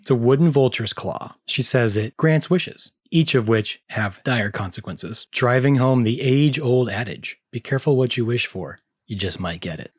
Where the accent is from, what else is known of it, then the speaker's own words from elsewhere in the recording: American South, United States; we're from the American South